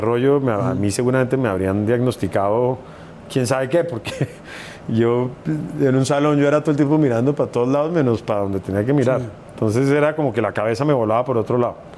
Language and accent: Spanish; Bogotá, Colombia; en Bogotá, que es de donde yo soy